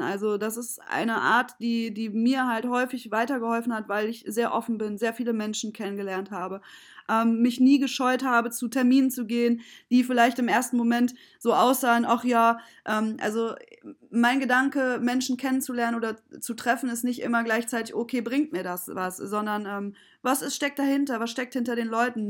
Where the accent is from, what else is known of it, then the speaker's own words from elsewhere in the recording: Kassel, Hesse, Germany; moved away as an adult; now in Düsseldorf, Germany; bin aber als kleines Kind mit vier Jahren zwischen äh, weggezogen nach Kassel ähm, mit meiner Mutter und bin dort aufgewachsen.